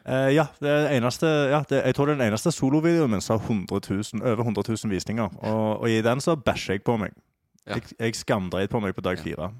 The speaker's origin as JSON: {"language": "Norwegian", "town": "Stavanger", "region": "Rogaland", "country": "Norway", "moved": "yes", "said": "Jeg er jo fra, er jo fra Stavanger"}